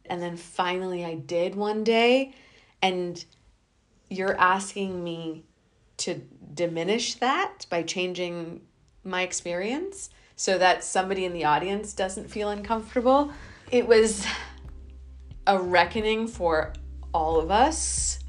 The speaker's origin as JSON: {"language": "English", "country": "India", "said": "what struck me was that I, as an Indian woman, have fallen in love with the epitome of English literature. English being the colonizer of my people"}